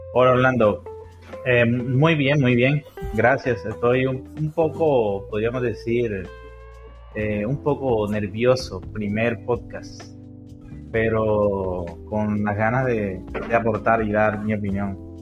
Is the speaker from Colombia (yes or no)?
yes; Sahagún, Córdoba, Colombia; moved away as an adult; now in Sincelejo, Colombia; yo también soy cordobés, nací en, nací en Salgún, Córdoba